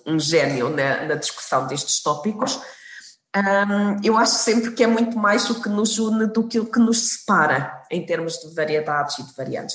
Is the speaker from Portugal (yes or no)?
yes; Portugal; moved away; quando era, quando era pequena, estava em Portugal